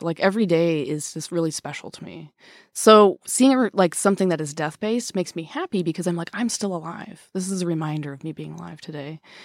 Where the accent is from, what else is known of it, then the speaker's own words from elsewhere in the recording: Wisconsin, United States; now in Seattle, United States; I grew up in Wisconsin